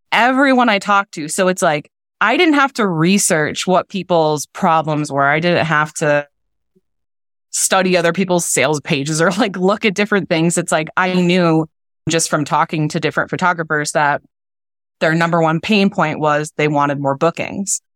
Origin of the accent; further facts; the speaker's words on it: Wisconsin, United States; I'm from Wisconsin